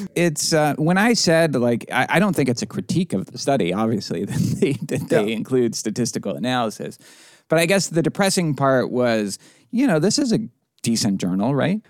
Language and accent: English; Boston, Massachusetts, United States; now in Houston, United States; the Boston Globe, my hometown paper